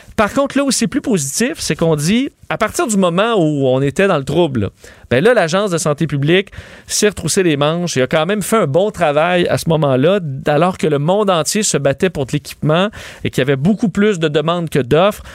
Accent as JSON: {"language": "French", "town": "Quebec City", "region": "Quebec", "country": "Canada", "said": "je viens de Québec"}